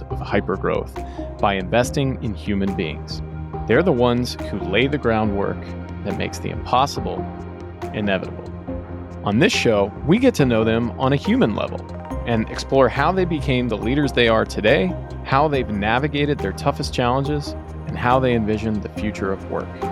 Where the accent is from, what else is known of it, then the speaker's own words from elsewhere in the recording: Dallas, Texas, United States; also born or lived in London, England / Los Angeles / New York; I just moved back home to Dallas, where I grew up after spending some time in L A and New